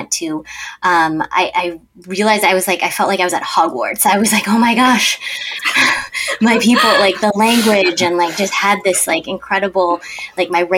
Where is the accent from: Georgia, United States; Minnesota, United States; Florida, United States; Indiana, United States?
Minnesota, United States; also born or lived in South Korea; I was born in South Korea alongside the both of you, but also just grew up in the land of gazillion adoptees, or as we call it, Minnesota